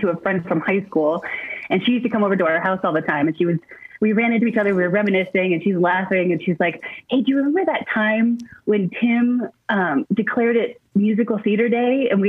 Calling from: Montana, United States; From my home in Montana.

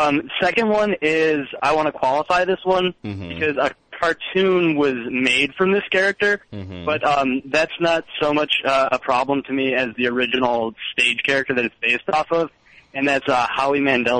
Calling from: Chicago, Illinois, United States

